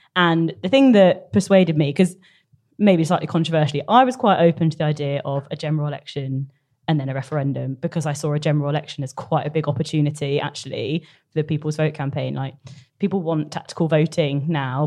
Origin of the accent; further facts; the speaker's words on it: North Cornwall, South West England, United Kingdom; moved away; I'm from North Cornwall